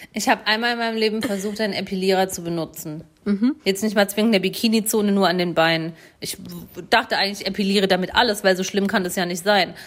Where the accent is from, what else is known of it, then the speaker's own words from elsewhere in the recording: Germany; accent: Odenwälder Dialekt; da, wo ich herkomme, ähm, äh, so Odenwälder Dialekt